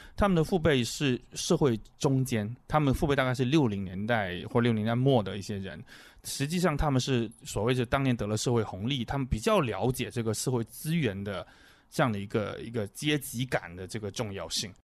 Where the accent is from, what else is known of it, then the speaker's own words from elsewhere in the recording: Chaozhou, Guangdong, China; moved away; 我老家广东潮州